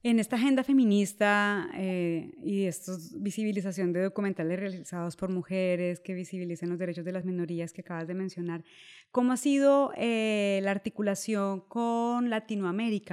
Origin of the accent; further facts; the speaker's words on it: Colombia; en Colombia, el país de donde yo soy